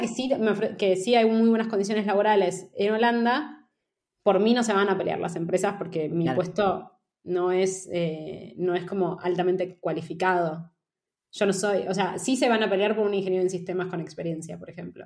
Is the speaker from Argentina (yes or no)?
yes; Argentina; moved away as an adult; also born or lived in Amsterdam, Netherlands / Barcelona, Spain; now in Madrid, Spain; vengo de Argentina